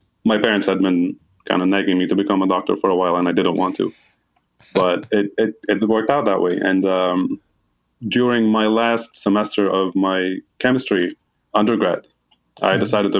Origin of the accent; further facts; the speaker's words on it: Hasbaya, Nabatieh Governorate, Lebanon; moved away as an adult; I grew up in a small town called Hasbaya. Shout out to anybody from there who's listening. It's in the southeast area of Lebanon